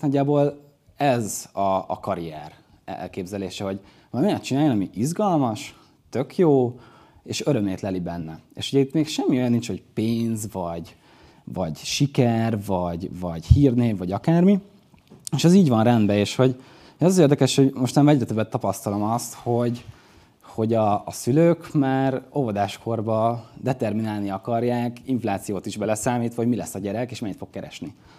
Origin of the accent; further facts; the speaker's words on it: Dunaújváros, Fejér, Hungary; Ugye akkor már hazaköltöztünk, vagyis Magyarországra költöztünk, ez a, ez a kép a Dunajvárosi Piros óvodába készült.